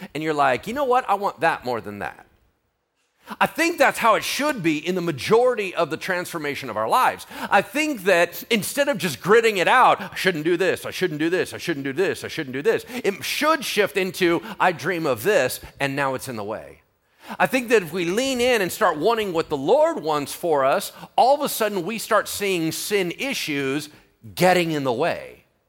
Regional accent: United States; I'm American

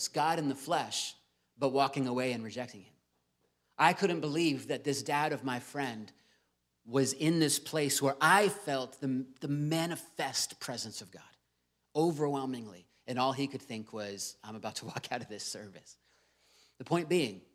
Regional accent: Virginia Beach, Virginia, United States; I grew up in Virginia Beach

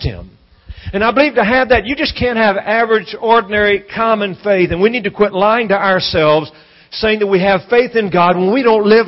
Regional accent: Louisiana, United States; I'm from Louisiana

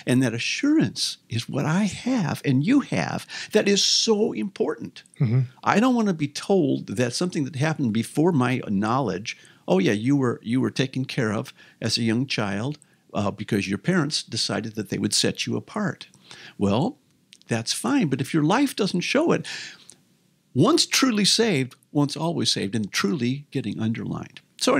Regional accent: St. Louis, Missouri, United States; I grew up in St. Louis.

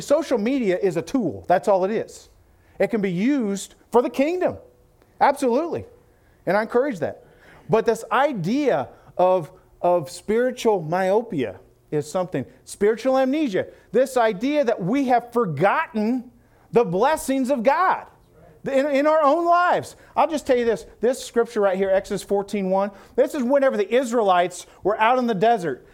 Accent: Illinois, United States; I'm from Illinois.

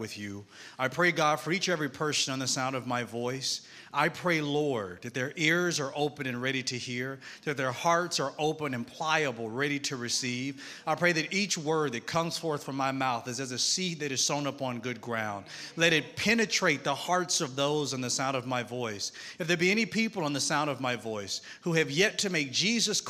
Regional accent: Mississippi, United States; accent: Southern twang; now in Atlanta, United States; I'm from Mississippi. I live in Atlanta, Georgia, but I'm Southern. So if you hear a twang

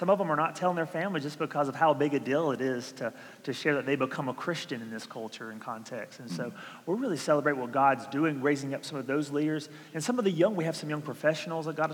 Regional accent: Georgia, United States; moved away; I'm from Georgia. I barely learned English

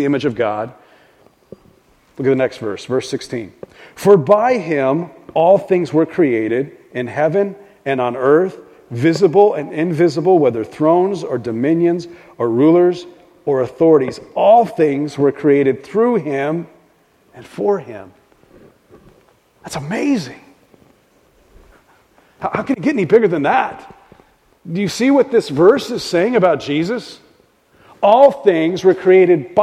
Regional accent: Southwest, United States; moved away as an adult; also born or lived in Albuquerque, New Mexico / Lubbock, Texas; now in Seattle, United States; having lived almost my whole life in the Southwest

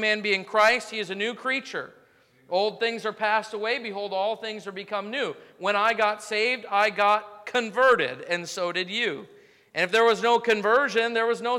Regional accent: United States; I'm an American through and through

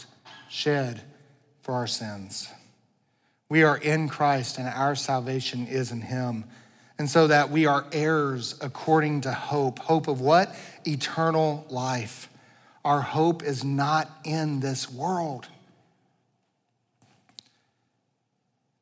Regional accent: United States; I love being an American. I'm so thankful to be a citizen of this country

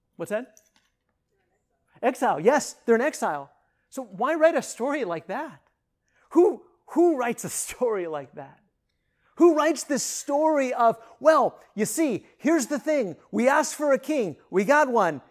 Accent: northwest Kansas, United States; moved away; I grew up in northwest Kansas.

